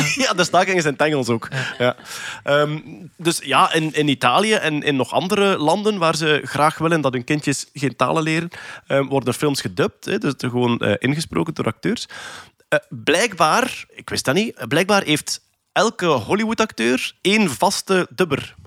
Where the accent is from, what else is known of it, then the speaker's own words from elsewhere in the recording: Flanders, Belgium; als Vlaming